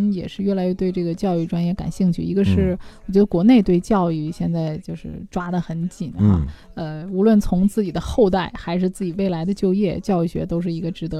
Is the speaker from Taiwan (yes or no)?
no; China; 我们中国人